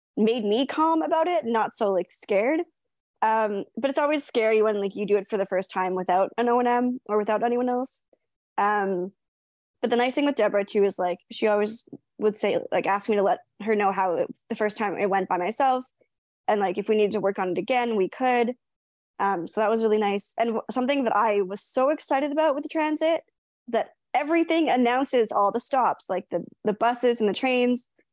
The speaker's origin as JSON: {"language": "English", "region": "British Columbia", "country": "Canada", "tie": "born or raised there", "moved": "as an adult", "lives_now": "Vancouver, Canada", "said": "it's 15 hours away from my hometown"}